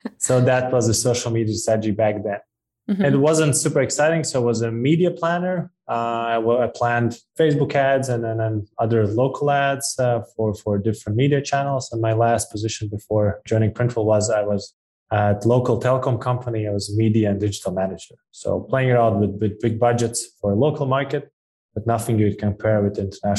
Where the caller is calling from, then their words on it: Riga, Latvia; I'm calling from Europe, from a pretty small country, Riga, Latvia. So less than 2 million citizens, population.